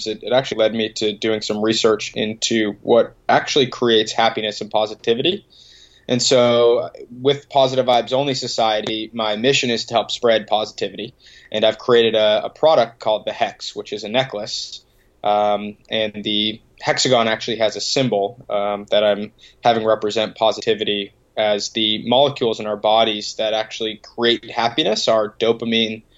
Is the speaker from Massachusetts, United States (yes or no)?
yes; Boston, Massachusetts, United States; grew up a couple minutes outside the city